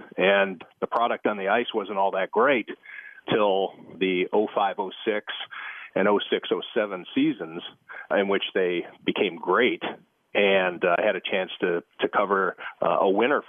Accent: Cleveland, Ohio, United States; It's about as close as I could come, I guess, to staying in Cleveland and working for my hometown paper, which would have been the Plain Dealer.

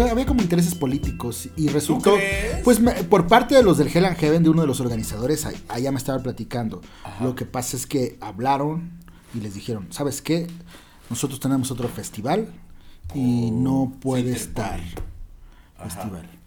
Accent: Ecatepec, State of Mexico, Mexico; moved away as an adult; also born or lived in California; soy de Catepec.

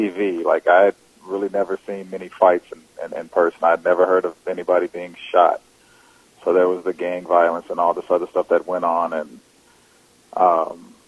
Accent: Texarkana, Arkansas, United States; born or raised there; also born or lived in Vicksburg, Mississippi

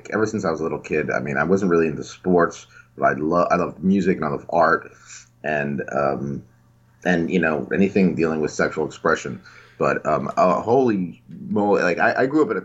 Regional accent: New Jersey, United States; also born or lived in New York; I was born and raised in Jersey.

